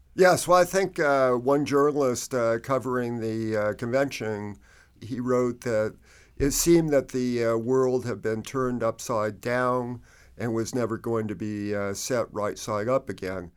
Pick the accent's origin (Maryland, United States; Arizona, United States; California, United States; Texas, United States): Arizona, United States; Phoenix; I grew up in Phoenix on, uh, the west side